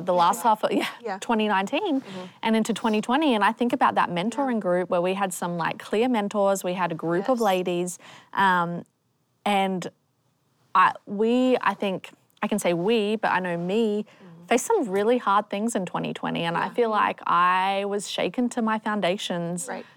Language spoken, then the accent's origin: English; Australia; moved away; I sound different. I'm from Australia